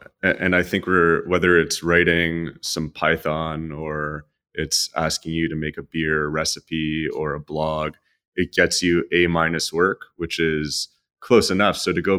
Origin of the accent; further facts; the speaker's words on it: Canada; I don't know if it's because I'm Canadian.